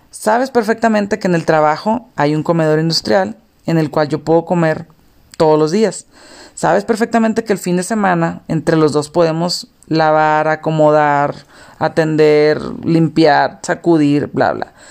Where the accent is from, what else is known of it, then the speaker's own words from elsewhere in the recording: Mexicali, Baja California, Mexico; now in León, Mexico; Yo soy de Mexicali, ahorita vivo en León. Y en aquel entonces, pues yo de Mexicali vivíamos en, pues es la frontera.